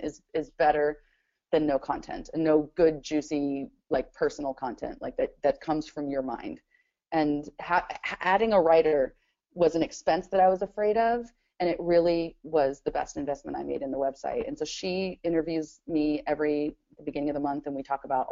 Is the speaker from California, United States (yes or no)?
no; Spanaway, Washington, United States; also born or lived in Mount St. Helens area, Washington; I grew up in Spanaway